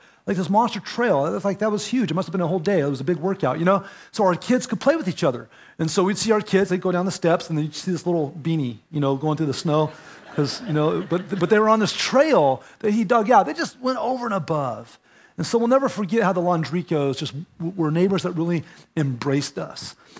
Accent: California, United States; And of course, we're from California where everybody's yard is kind of like fenced usually.

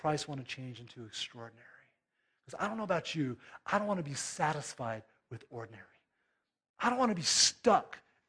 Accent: California, United States; moved away; we're from California

